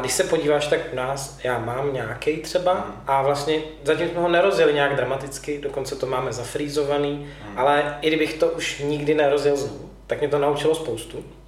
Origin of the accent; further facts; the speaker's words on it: Prague, Czechia; jsem z Prahy